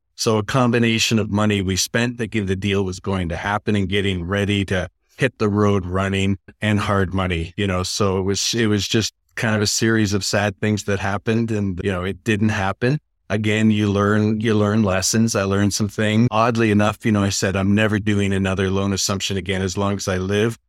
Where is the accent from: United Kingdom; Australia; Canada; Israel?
Canada; Niagara Falls, Ontario; moved away; also born or lived in New York / Los Angeles; I'm originally from Niagara Falls, Canada